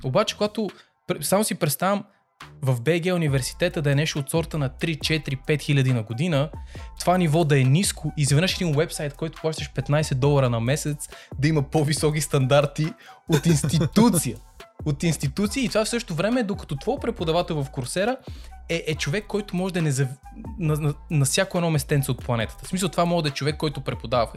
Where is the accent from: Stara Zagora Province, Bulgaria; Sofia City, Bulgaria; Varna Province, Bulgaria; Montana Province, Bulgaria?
Sofia City, Bulgaria; Sofia; ние като хора, които сме израснали в Люлин, знаеме какво е качеството на живот в Люлин